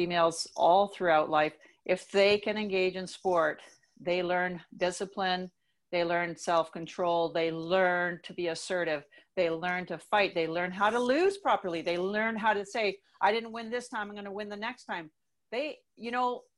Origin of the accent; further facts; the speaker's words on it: Canada; moved away as an adult; also born or lived in United States; I was able to go as a Canadian athlete